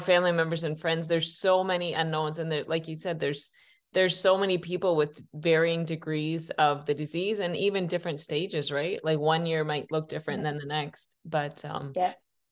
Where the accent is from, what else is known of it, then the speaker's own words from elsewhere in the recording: Canada; I'm from Canada